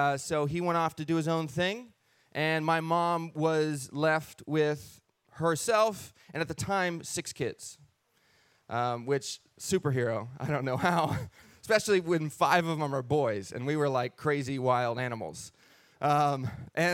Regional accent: Castle Rock, Washington, United States; We were raised Christian in Washington State. Yes, a place called Castle Rock, Washington.

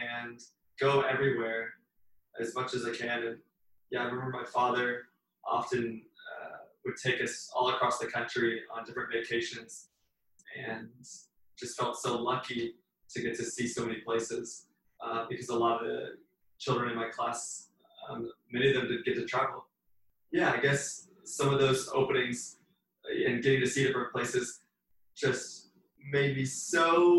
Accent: Kentucky, United States; moved away as an adult; also born or lived in Phoenix, Arizona / Los Angeles / Hawaii / Miami; now in New York City, United States; I grew up mostly in a very rural, I'd say poor area in Kentucky, very agricultural area.

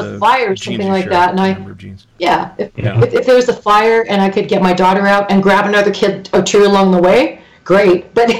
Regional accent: Canada; I'm Canadian.

